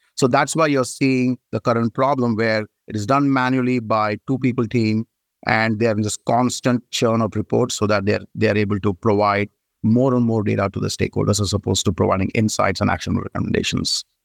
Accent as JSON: {"language": "English", "country": "India", "moved": "as an adult", "lives_now": "United States", "said": "I moved from India, and I did my bachelor's of engineering in telecommunication in India."}